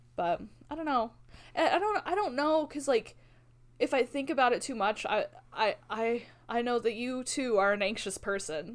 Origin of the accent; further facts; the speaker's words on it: Albuquerque, New Mexico, United States; now in Ammon, United States; growing up in Albuquerque